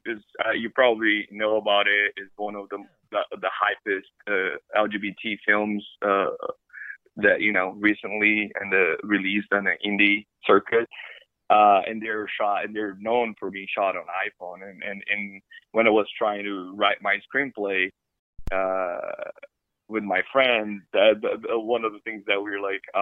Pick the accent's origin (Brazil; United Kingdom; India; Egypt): Brazil; also born or lived in Ireland; now in Los Angeles, United States; I was born and raised in Brazil, and I came to study film in America.